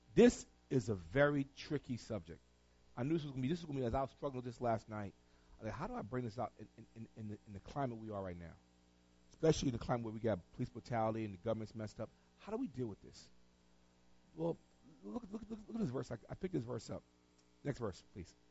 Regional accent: Tarboro, North Carolina, United States; moved away; I'm from Tarboro. I'm from North Carolina

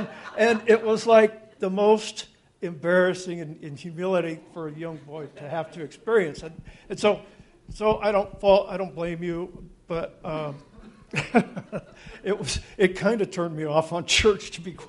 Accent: California, United States; born there; I was born in California in 1959, and I was a Navy brat. My dad was a fighter pilot in the Navy.

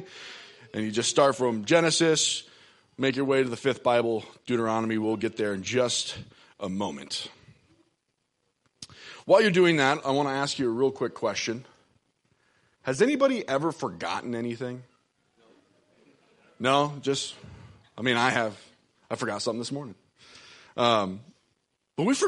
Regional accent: Hartford, South Dakota, United States; I'm from Hartford, actually. Go West Central.

